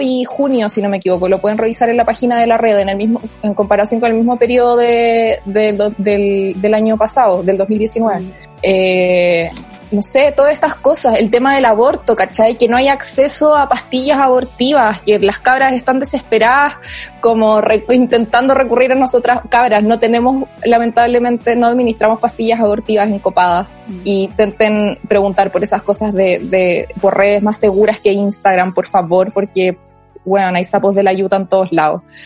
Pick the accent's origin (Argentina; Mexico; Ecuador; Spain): Ecuador; Loja; soy de Loja, Ecuador